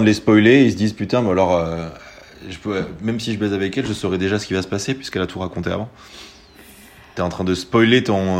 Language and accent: French; Soulac-sur-Mer, Nouvelle-Aquitaine, France; je viens de Soulac